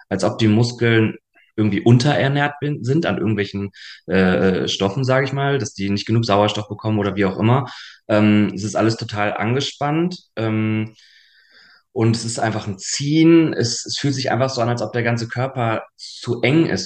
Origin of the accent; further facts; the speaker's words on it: Hanover, Lower Saxony, Germany; also born or lived in Munich; now in Berlin, Germany; knapp zweieinhalb Jahren in Berlin und habe vorher sieben Jahre in München gewohnt und ursprünglich bin ich aus Hannover.